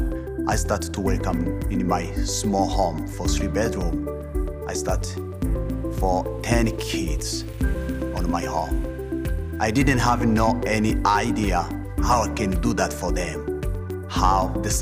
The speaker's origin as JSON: {"language": "English", "region": "Kigali", "country": "Rwanda", "tie": "born or raised there", "second_language": "English", "moved": "as an adult", "lives_now": "United States", "said": "I grew up in Rwanda, Rwanda city, Kigali, district Kicukiro"}